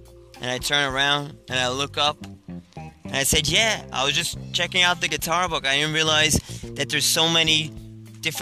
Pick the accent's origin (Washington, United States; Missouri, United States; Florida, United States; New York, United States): New York, United States; I'm from New York.